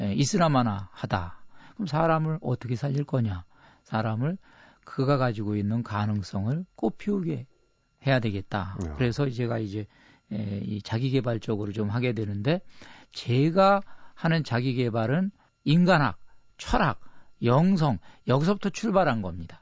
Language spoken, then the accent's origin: Korean; South Korea; 나 한국에서 왔다.